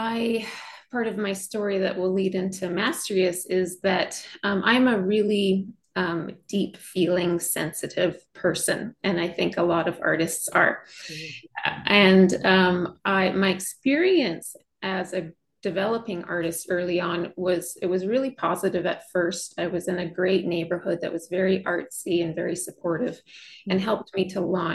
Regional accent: Western Canada, Canada; I'm from Western Canada.

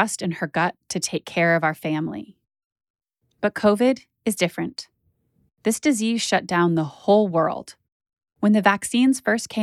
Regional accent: Boulder, Colorado, United States; now in New York, United States; I grew up in Boulder

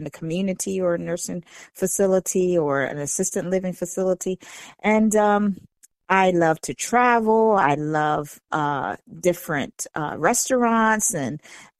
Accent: Eastern Shore, United States; The Eastern Shore.

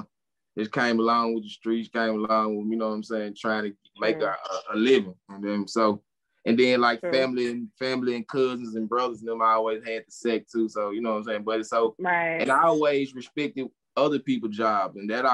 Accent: Memphis, Tennessee, United States; I'm from North Memphis, dog.

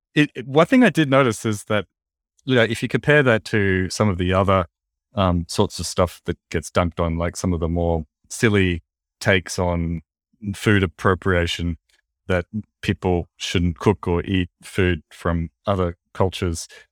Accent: Australia

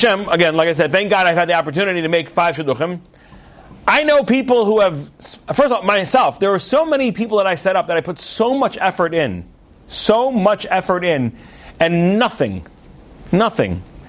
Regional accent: Australia; now in Netherlands; I'm right here. I'm in this part of the world. I'm from Australia, but now I'm in Holland, right?

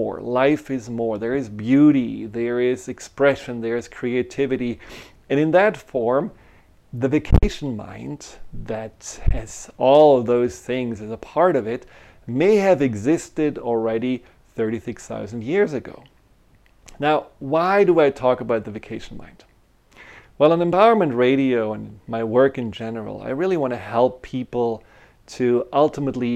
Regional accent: Germany; moved away; I grew up in Germany

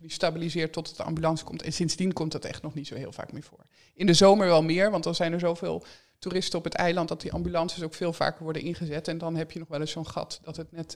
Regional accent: Drenthe, Netherlands; also born or lived in Amsterdam; now in Texel, Netherlands; ik ben opgegroeid in Drenthe

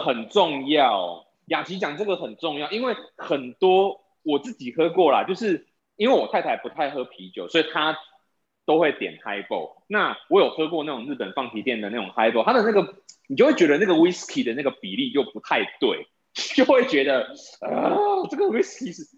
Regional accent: Taiwan; 对我们台湾人来说

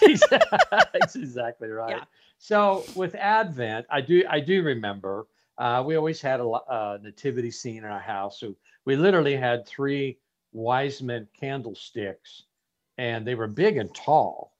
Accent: Las Vegas, Nevada, United States; moved away as an adult; also born or lived in Phoenix, Arizona; I was born and raised in Las Vegas, Nevada, and I moved to Arizona to continue my studies at a Bible college

